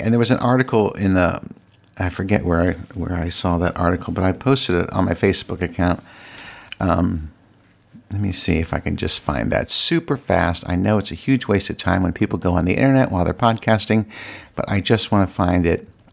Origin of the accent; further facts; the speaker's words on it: Virginia, United States; moved away as an adult; now in Washington, D.C., United States; I live in Washington, D C, but I'm from Virginia, and I grew up the majority of my life in Virginia